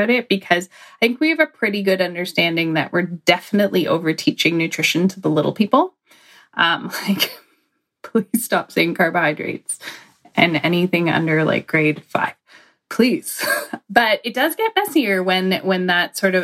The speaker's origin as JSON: {"language": "English", "country": "Canada", "said": "being Canadian"}